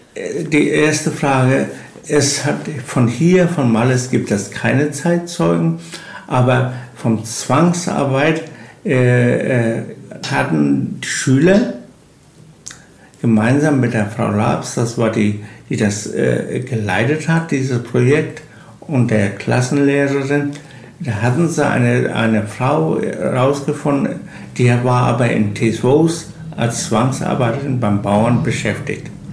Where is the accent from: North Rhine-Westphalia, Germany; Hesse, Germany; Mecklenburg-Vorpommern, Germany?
Mecklenburg-Vorpommern, Germany; Malliß; ich bin gebürtiger Mallis, also Urkern Mallis, wie so, ein Baum gewachsen, Mallisser